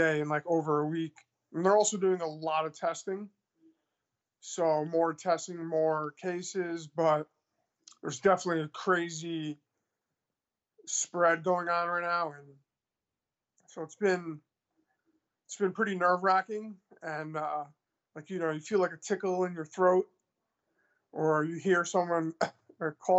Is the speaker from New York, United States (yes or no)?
yes; New York City, New York, United States; now in Milwaukee, United States; I'm from Queens, New York